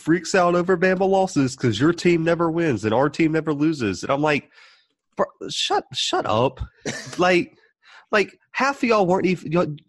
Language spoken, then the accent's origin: English; Southern Alabama, United States; we're both from Southern Alabama